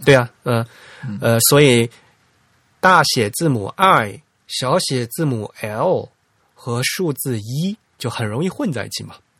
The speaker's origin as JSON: {"language": "Chinese", "region": "Fujian", "country": "China", "tie": "born or raised there", "accent": "Fujian dialect", "said": "我们家老家话，我们福建方言也有这个音"}